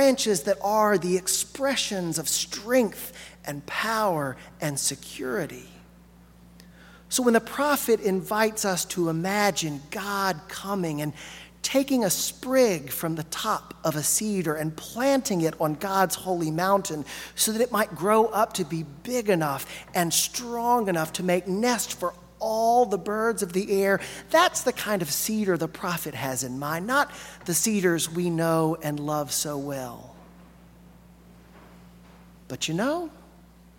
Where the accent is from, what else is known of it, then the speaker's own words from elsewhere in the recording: Alabama, United States; now in Arkansas, United States; I grew up in Alabama